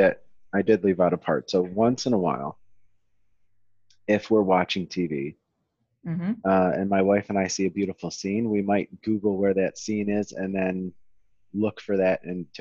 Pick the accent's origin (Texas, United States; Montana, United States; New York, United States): New York, United States; Western; I'm originally from Western New York.